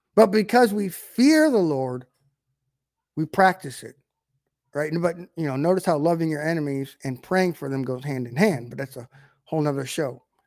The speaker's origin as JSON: {"language": "English", "country": "United States", "said": "we're in an American culture"}